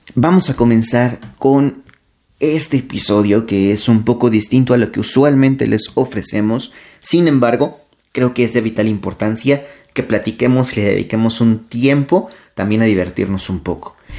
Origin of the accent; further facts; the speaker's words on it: Mexico; de toda esta cultura que hemos creado nosotros también como, como mexicanos